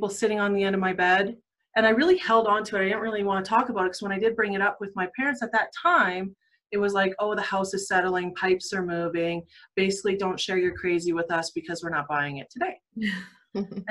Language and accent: English; Calgary, Alberta, Canada; now in Sundre, Canada; I actually was born and raised in Calgary, Southeast Ogden